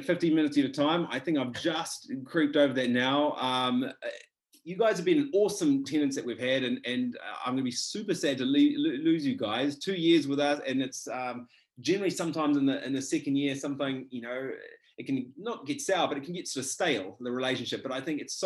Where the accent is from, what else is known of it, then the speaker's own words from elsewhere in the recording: Whakatane, Bay of Plenty, New Zealand; moved away as an adult; also born or lived in Dunedin; I was from Whakatane, so near in the Bay of Plenty there